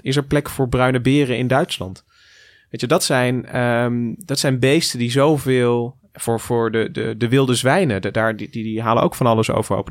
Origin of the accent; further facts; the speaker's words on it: Goirle, North Brabant, Netherlands; ik kom uit, ik ben geboren in Goorlen en daar hebben we de rechte heide